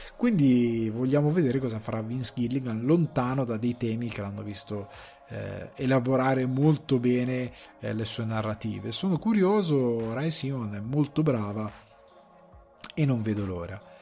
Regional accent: a village in the Crema area, Lombardy, Italy; vengo da un paesino del Cremasco

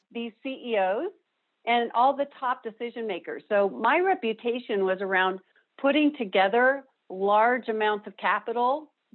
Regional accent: Denver, Colorado, United States; I grew up here in Denver. I'm a native

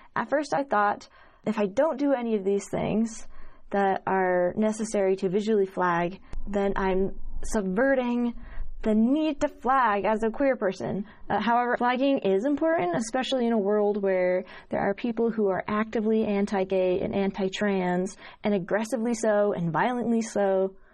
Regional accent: Utah, United States; growing up in Utah around a bunch of Mormons

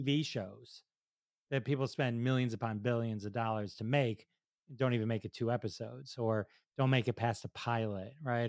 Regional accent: Detroit, Michigan, United States; I'm from Detroit

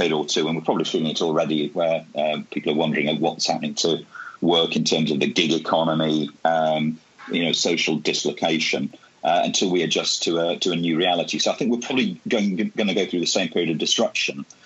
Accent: Bolton, North West England, United Kingdom; also born or lived in Bradford; I'm from Bradford and I grew up in Bolton. So I grew up in those early industrial cities

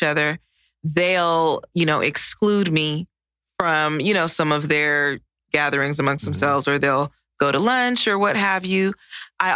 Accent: Los Angeles, California, United States; moved away as an adult; now in Texas, United States; From California, what part? And Los Angeles

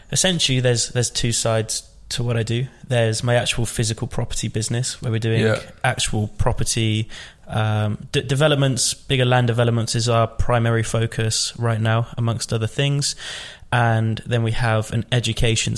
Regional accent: Rugby, West Midlands, United Kingdom; I grew up in the Midlands, a place called Rugby

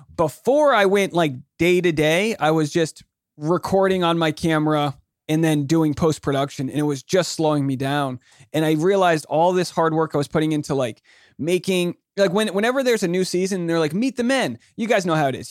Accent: Newport, Rhode Island, United States; moved away; also born or lived in New York City; I'm from Newport, Rhode Island

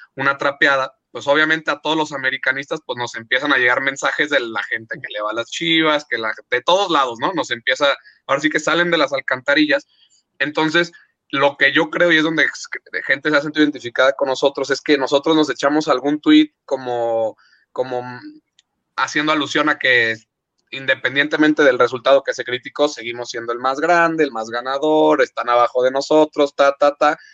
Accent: Guadalajara, Jalisco, Mexico; nací aquí en Guadalajara y aquí vivo.

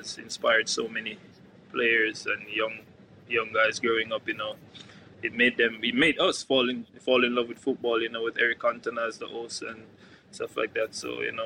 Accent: Kingston, Jamaica; now in Norway; growing up in my community, I'm from East Kingston.

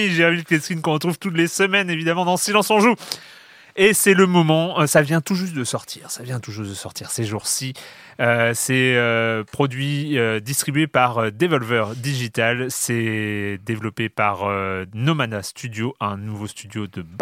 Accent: the Alps, France; L'accent, l'accent. je viens des Alpes, hein, donc il n'y a aucune raison. encore une fois, il n'y a aucune raison géographique pour cet accent-là.

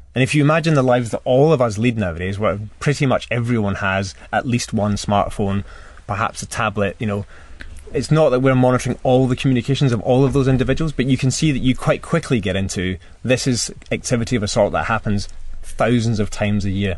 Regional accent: Scotland, United Kingdom; I suppose being Scottish

